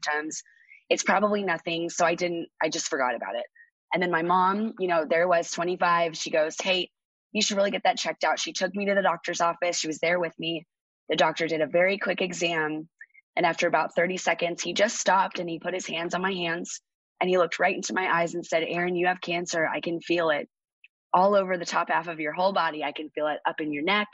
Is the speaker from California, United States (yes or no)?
yes; Orange, California, United States; I grew up in Orange, California